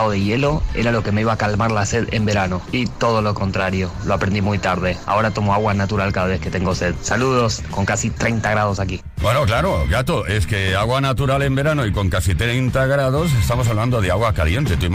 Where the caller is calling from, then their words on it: Buenos Aires, Argentina; de Buenos Aires, Argentina.